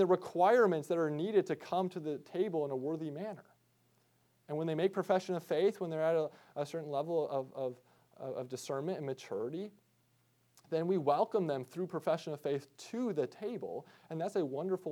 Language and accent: English; Midwest, United States; I grew up deer hunting in the Midwest